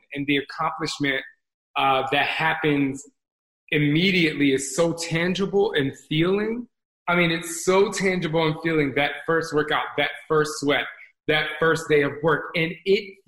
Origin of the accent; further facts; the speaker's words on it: New Jersey, United States; I grew up in Jersey